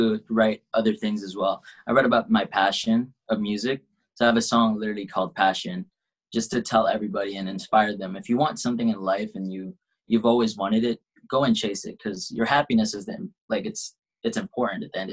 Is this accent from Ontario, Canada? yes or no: no; Saskatchewan, Canada; also born or lived in Philippines; I was born in the Philippines, so I'm from the Philippines. And I moved here when I was 8. And, yeah, I've been living here my whole life